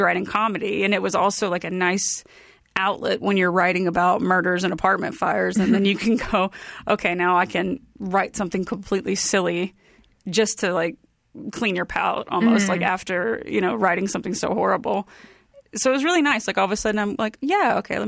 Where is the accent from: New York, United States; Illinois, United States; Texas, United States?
Texas, United States; Bay City; also born or lived in Huntsville, Texas; I'm from Bay City, Texas. It's just south of Houston. And it's a small